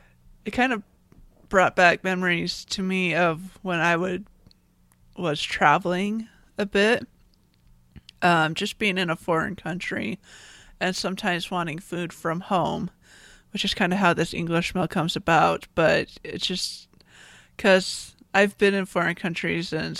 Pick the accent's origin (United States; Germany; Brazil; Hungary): United States; as an American